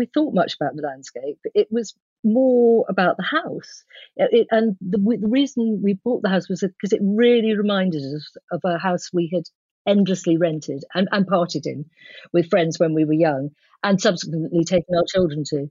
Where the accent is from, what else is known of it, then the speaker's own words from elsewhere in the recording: London, United Kingdom; moved away as an adult; now in Somerset, United Kingdom; we very much, all four of us, grew up in London, my husband, my children and me